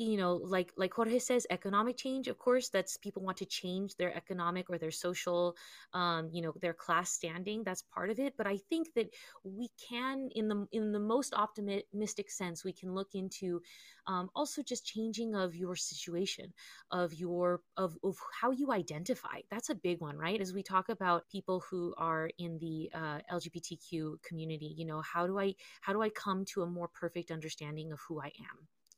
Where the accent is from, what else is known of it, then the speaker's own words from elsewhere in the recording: Southern California, United States; growing up in California, in Southern California especially